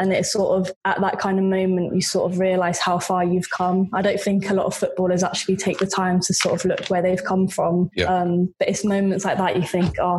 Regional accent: Norwich, East of England, United Kingdom; So I grew up in Norwich, which is sort of the middle of nowhere, and there's nothing really around it.

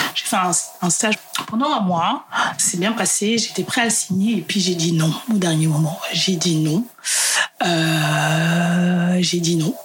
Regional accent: France; also born or lived in Central African Republic (ancestry); je suis française d'origine centrafricaine

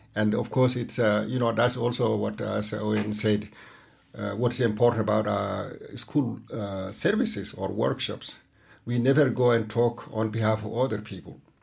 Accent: Mauritania; now in Denmark; I'm from Mauritania

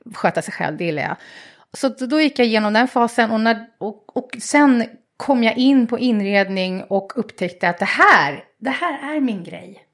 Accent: Stockholm, Stockholm County, Sweden; I Bromma.

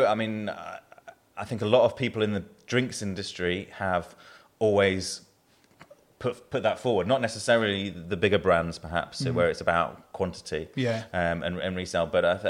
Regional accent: England, United Kingdom; now in Yorkshire and the Humber; you've probably guessed from my accent, I'm not a born and bred Yorkshireman. I've been here longer than I've not been here, long enough to not be considered Southern by anyone I know from the South

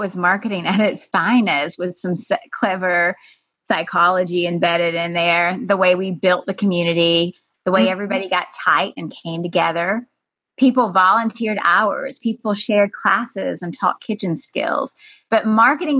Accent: South Georgia, United States; moved away as an adult; also born or lived in San Francisco; I had opened a health food store in the deep south, as you know, Joyce, South Georgia. Mm-hmm. I had moved back to my hometown after being in San Francisco

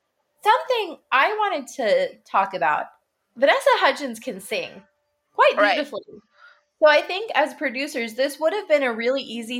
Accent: Illinois, United States; We grew up in Illinois

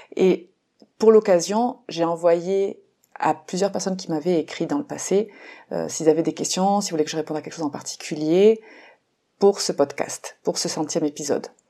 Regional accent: France; now in Mexico; en tant que française euh, euh, qui vit au Mexique

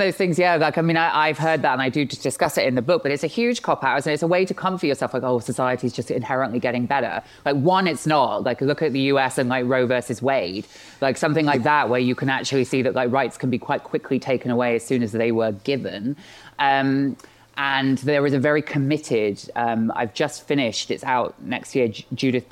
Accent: Bristol, South West England, United Kingdom; I grew up in Bristol. When I was, like living here and growing up here

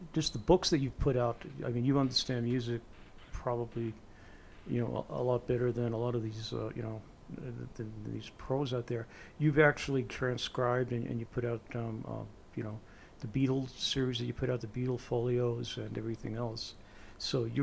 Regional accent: United States; also born or lived in New Jersey / New York; now in New Mexico, United States; I'm from New Jersey and in New York originally, I'm a New Yorker, and I'm in New Mexico now

